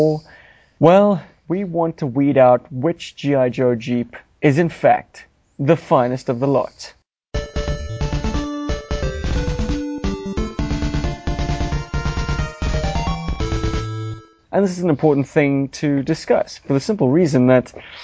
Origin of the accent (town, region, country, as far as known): South Africa